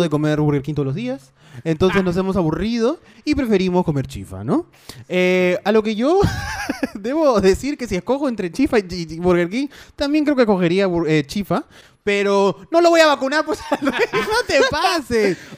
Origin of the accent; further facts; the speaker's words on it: Peru; soy el niño peruano